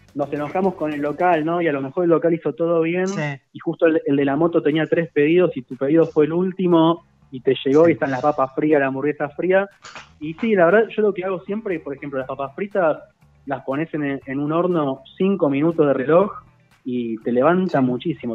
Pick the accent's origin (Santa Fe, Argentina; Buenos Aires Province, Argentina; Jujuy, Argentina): Buenos Aires Province, Argentina; Lomas de Zamora; viví toda mi vida en Loma de Zamora